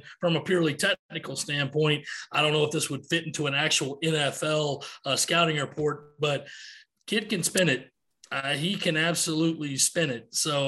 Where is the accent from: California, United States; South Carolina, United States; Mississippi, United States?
South Carolina, United States; Rock Hill; from Rock Hill, South Carolina.